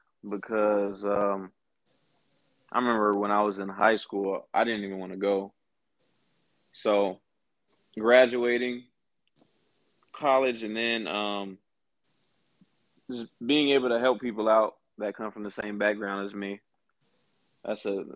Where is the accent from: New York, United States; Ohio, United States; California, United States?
California, United States; Hawthorne; moved away as an adult; now in Peoria, United States; I was born and raised in Los Angeles, California. More specifically, a city named Hawthorne, which is next to Inglewood